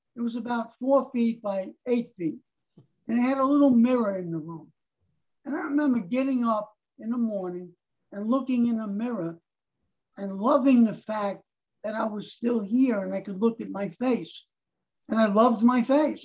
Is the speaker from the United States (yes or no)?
yes; New York City, New York, United States; also born or lived in Harlem, New York City; I was born in Harlem, and then our family moved up to the Bronx